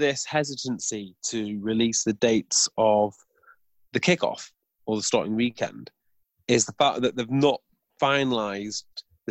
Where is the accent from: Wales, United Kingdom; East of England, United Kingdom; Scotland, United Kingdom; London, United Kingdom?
Wales, United Kingdom; now in England; I'm originally from Wales. Well, my family live in North Wales.